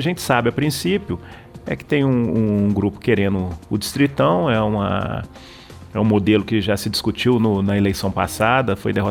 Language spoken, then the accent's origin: Portuguese; Belo Horizonte, Minas Gerais, Brazil; eu sou, sou de Belo Horizonte, o primeiro mandato meu foi de vereador aí em, em Belo Horizonte